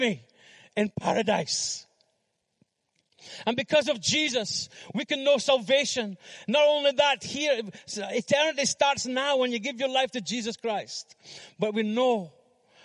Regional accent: Fraserburgh, Scotland, United Kingdom; moved away as an adult; also born or lived in Philippines; we went to Fraserburgh, my hometown

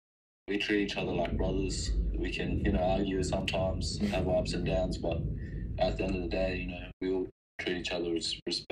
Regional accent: Derby, Western Australia, Australia; also born or lived in Darwin; I'm from Derby, WA. But I was actually born in Darwin. So my land in that, my family come from Derby. So I technically just claimed it as my home.

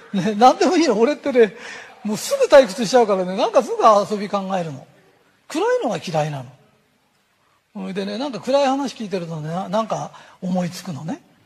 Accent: Tokyo, Japan; accent: Tokyo shitamachi / Edokko; 東京の下町の人はね言えないんですおかしな本当に言えないんですで言えないんじゃなくて同じに聞こえるんです私たちには

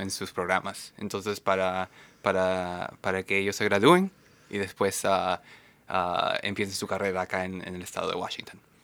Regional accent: Lima, Peru; moved away as an adult; now in Seattle, United States; originalmente soy peruano, ah, de Lima, Perú

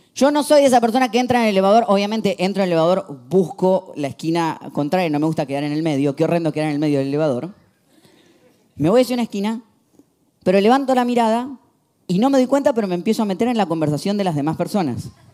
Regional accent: Argentina; soy argentino

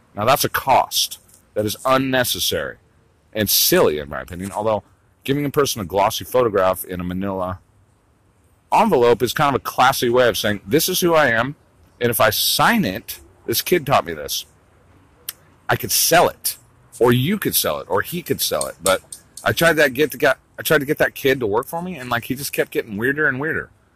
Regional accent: United States; also born or lived in West Hollywood, Los Angeles; I'm an American, dude.

